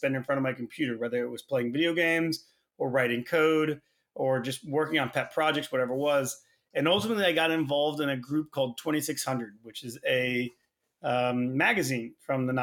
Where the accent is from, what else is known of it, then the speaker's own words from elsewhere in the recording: Tulsa, Oklahoma, United States; Yeah, so I grew up in Oklahoma. Turns out not a ton to do there. Grew up in Tulsa